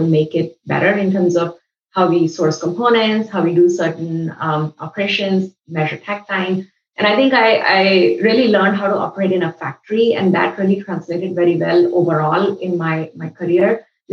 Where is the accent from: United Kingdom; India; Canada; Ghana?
India; New Delhi, Delhi; moved away as an adult; also born or lived in Mumbai / Los Angeles, United States; now in United States; I grew up in New Delhi and I studied in Mumbai